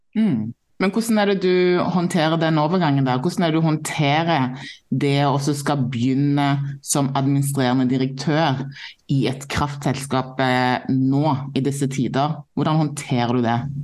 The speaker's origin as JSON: {"language": "Norwegian", "town": "Stavanger", "region": "Rogaland", "country": "Norway", "moved": "yes", "said": "jeg er jo fra Stavanger eh, sjøl"}